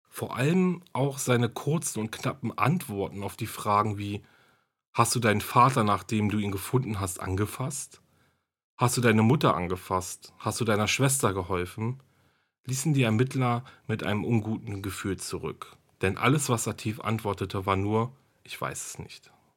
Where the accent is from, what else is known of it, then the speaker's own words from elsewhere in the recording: Germany; hier bei uns in Deutschland